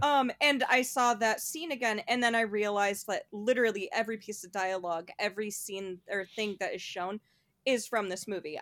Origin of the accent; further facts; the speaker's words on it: New York, United States; as a New Yorker